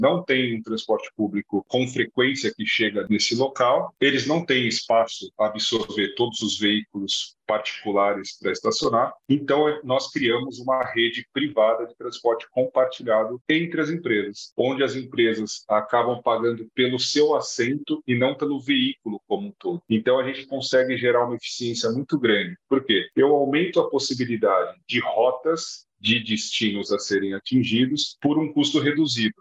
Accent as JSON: {"language": "Portuguese", "country": "Brazil", "said": "que sou brasileiro"}